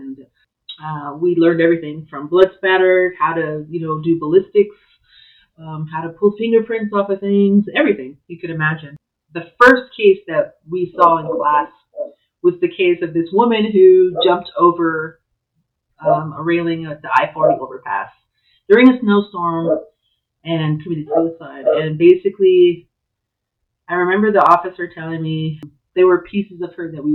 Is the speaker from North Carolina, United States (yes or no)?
no; Albuquerque, New Mexico, United States; also born or lived in Tohatchi, New Mexico / Santa Fe, New Mexico; I am originally from Tohachine, Mexico, but I grew up kind of in Santa Fe and Albuquerque, and I've lived in Albuquerque for quite some time